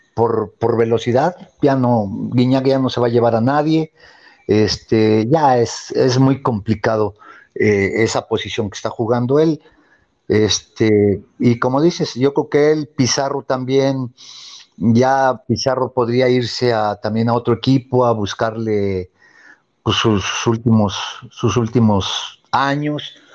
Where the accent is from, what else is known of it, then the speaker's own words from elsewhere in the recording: Mexico; somos mexicanos